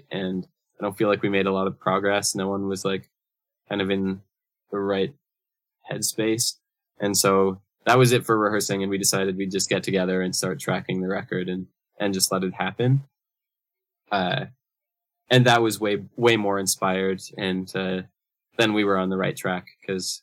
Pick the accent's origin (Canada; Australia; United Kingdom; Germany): Canada; Brandon, Manitoba; now in Winnipeg, Canada; both grew up in a city a couple hours west of where we live now. We're both from Brandon, Manitoba, originally